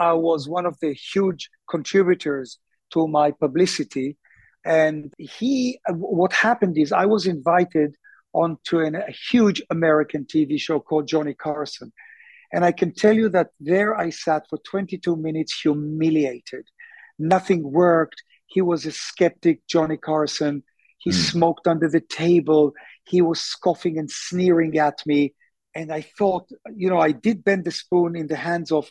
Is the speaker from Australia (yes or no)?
no; Tel Aviv, Tel Aviv District, Israel; also born or lived in London, United Kingdom / Sonning-on-Thames, Berkshire; now in Jaffa, Israel; I was born in Tel Aviv.